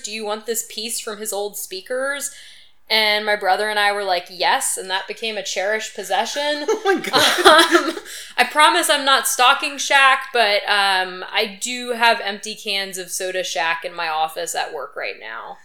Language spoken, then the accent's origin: English; Baton Rouge, Louisiana, United States; I grew up in the Baton Rouge area